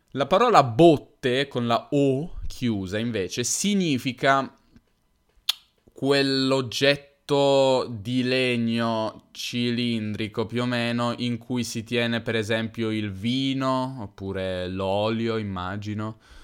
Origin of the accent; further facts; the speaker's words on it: Turin, Piedmont, Italy; accent: Piedmontese / Turinese; io sono piemontese, sono di Torino